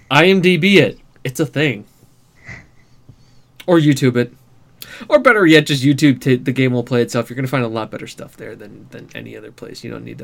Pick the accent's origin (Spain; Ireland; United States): United States; as being an American playing an Englishman's game in a virtual universe with cars